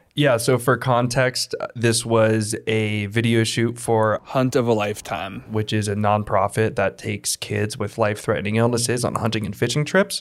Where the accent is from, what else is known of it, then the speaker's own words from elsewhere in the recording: Sun Valley, Idaho, United States; I was born and raised in Sun Valley